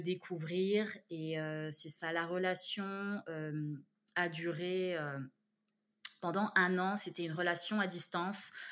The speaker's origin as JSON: {"language": "French", "town": "Besançon", "region": "Bourgogne-Franche-Comté", "country": "France", "tie": "born or raised there", "also_born_or_lived": "Canada", "moved": "as an adult", "lives_now": "Montreal, Canada", "said": "je suis née dans une ville qui s'appelle Besançon, mmh en Franche-Comté"}